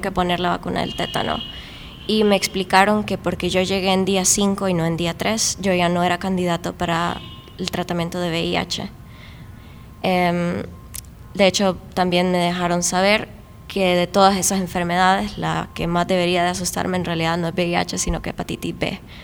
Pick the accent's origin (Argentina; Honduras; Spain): Honduras; Tegucigalpa, Francisco Morazán; yo soy de Tegucigalpa